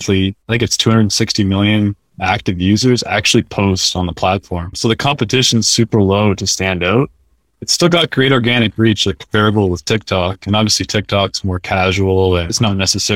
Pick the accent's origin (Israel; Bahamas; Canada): Canada; moved away as an adult; also born or lived in New Hampshire / Boston area; I'm a Canadian, so I grew up playing hockey, watching hockey